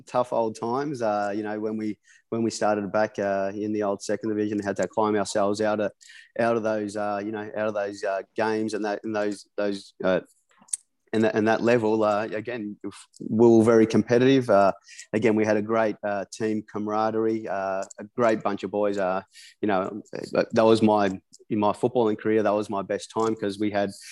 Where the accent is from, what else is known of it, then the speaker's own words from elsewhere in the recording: Melbourne, Victoria, Australia; also born or lived in England; now in Gold Coast, Australia; I'm originally from Melbourne, I'm living up here in Queensland on the Gold Coast